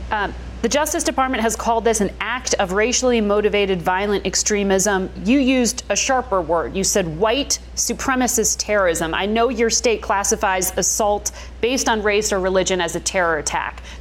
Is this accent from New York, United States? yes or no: yes; Buffalo, New York, United States; It's my hometown of Buffalo.